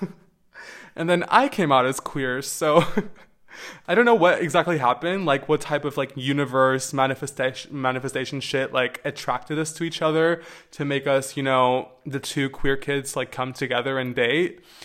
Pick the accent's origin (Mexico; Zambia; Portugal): Portugal; growing up in Portugal, um, as a queer person